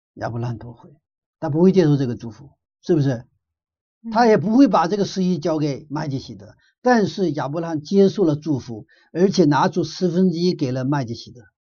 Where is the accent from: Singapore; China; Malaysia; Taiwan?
China; 我们中国人